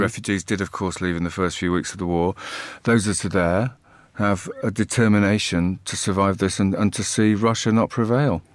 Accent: United Kingdom; speaking as a Brit

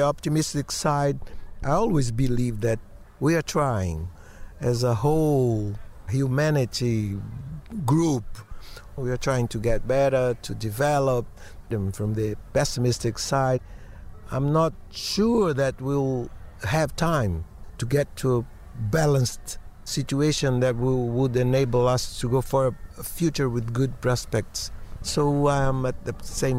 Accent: Bahia, Brazil; in Bahia also, in my hometown

